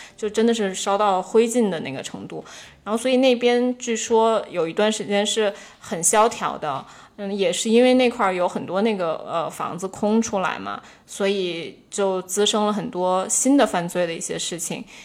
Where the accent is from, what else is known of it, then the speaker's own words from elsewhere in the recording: Beijing, China; moved away; also born or lived in Washington, D.C., United States; 虽然我是北京人